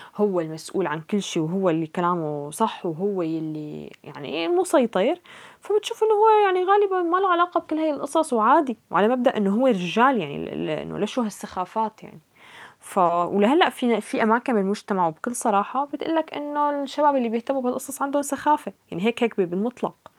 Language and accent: Arabic; Syria; moved away; نحن آه، كأشخاص كسوريين